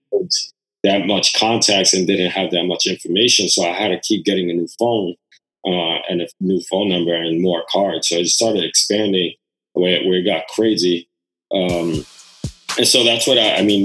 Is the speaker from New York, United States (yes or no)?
yes; New York City, New York, United States; on Rivington on, on, the Lower East Side